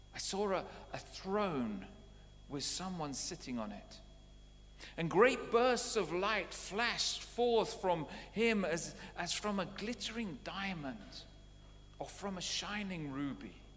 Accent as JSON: {"language": "English", "country": "United Kingdom", "also_born_or_lived": "Canada", "moved": "as an adult", "said": "I was British before I became Canadian"}